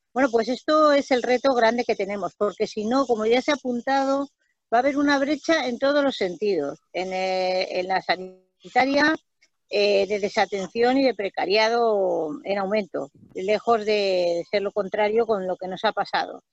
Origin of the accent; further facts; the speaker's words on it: Extremadura, Spain; yo soy extremeña